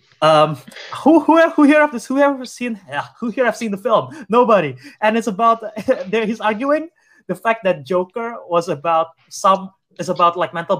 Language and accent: English; Indonesia; my home country